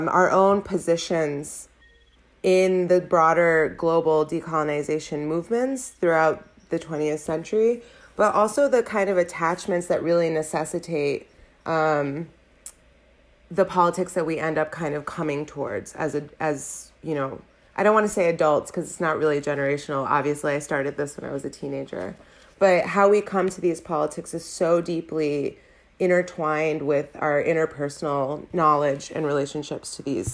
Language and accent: English; United States; accent: American; You can hear my lovely American accent. I was born and raised in the U.S.